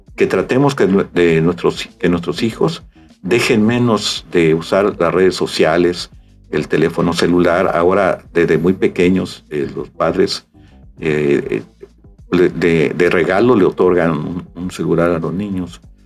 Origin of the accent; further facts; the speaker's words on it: Xalapa, Veracruz, Mexico; moved away as an adult; now in Tabasco, Mexico; yo soy originario de Veracruz, de Jalapa, Veracruz, y desde 1980, una vez concluida mi, carrera de economía, eh, me invitan aquí al estado ah, de Tabasco